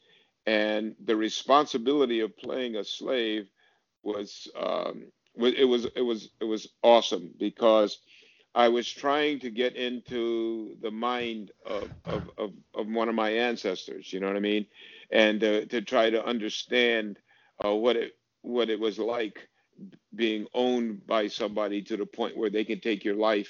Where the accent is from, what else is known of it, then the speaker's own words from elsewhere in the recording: Connecticut, United States; I've experienced discrimination and in Connecticut, where I grew up.